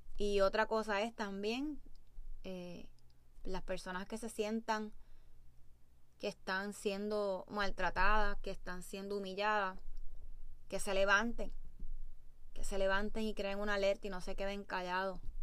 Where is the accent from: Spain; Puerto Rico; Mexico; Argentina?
Puerto Rico; Como puertorriqueños